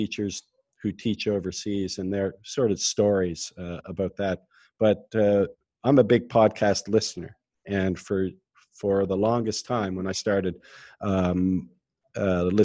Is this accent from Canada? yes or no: yes; Nova Scotia, Canada; moved away as an adult; also born or lived in South Korea; now in United Arab Emirates; I'm from Canada, Nova Scotia mm-hmm. to be exact. And I was a top player in the province for many years, especially as a junior